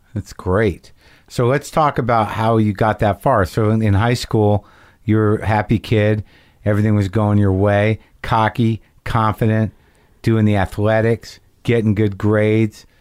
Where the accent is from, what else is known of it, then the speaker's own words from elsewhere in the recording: Albuquerque, New Mexico, United States; moved away; I grew up in New Mexico